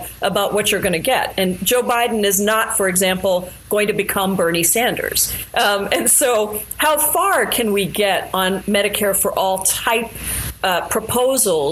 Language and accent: English; India; now in United States; I'm from India originally, born in India